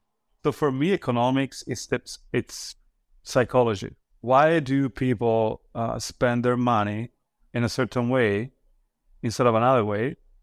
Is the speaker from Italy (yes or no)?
yes; Italy; born there; So I was born in Italy and then classic childhood.